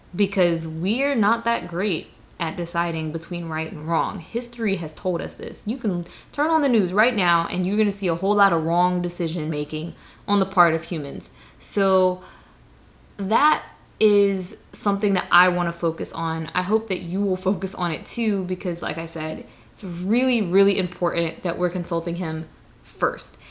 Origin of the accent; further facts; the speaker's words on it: the South, United States; I'm from the South, like, that's how I was raised